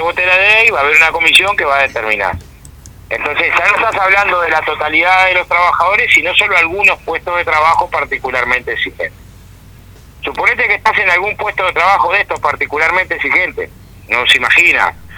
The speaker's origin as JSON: {"language": "Spanish", "town": "Villa Felicidad", "region": "Canelones", "country": "Uruguay", "said": "yo soy de Villa Felicidad"}